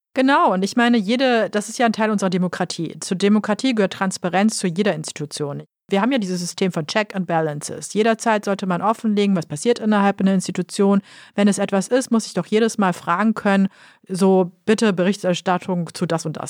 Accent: Kassel, Hesse, Germany; in Kassel, meinem Geburtsort

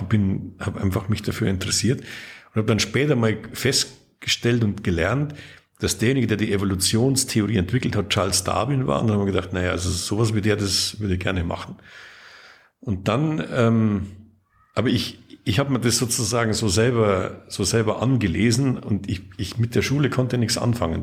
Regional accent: Lower Bavaria, Germany; born or raised there

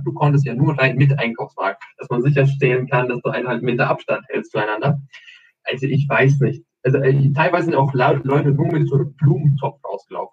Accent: Albania; now in Germany; Ich komme ja aus, aus Albanien, obviously, Albanien

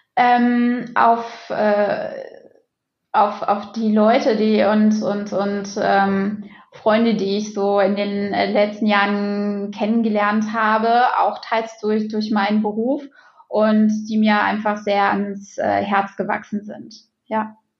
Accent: Xanten, North Rhine-Westphalia, Germany; also born or lived in Düsseldorf; also ich bin ja in Xanten groß geworden

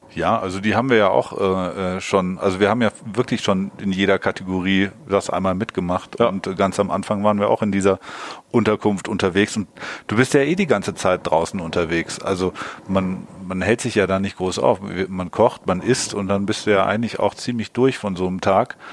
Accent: Hamburg, Germany; wir kommen ja aus Hamburg

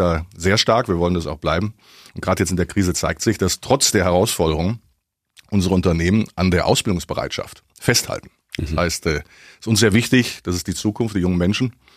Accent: Augsburg, Bavaria, Germany; also born or lived in Düsseldorf / Lower Rhine, North Rhine-Westphalia; Düsseldorf geboren, Kindheit am linken Niederrhein und seit dem zehnten Lebensjahr in Augsburg

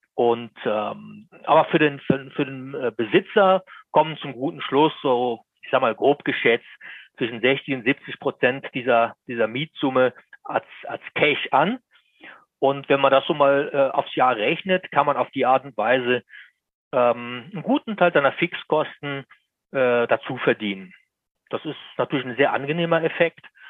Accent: Lower Bavaria, Germany; bei uns in Niederbayern, ich komme aus Niederbayern, da ist es sehr schön

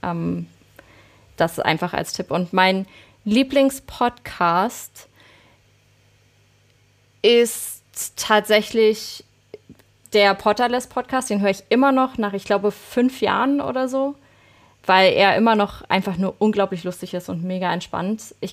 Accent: Berlin, Germany; accent: Berlin; dass man extrem hört, äh, wo ich herkomme. Und das wollte ich irgendwann, das habe ich tatsächlich raustrainiert, dass man meinen Berlinern nicht mehr so dolle hört.

